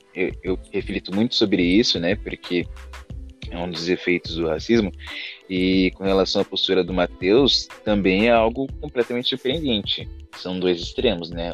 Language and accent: Portuguese; Praia Grande, São Paulo, Brazil; eu também sou da Praia Grande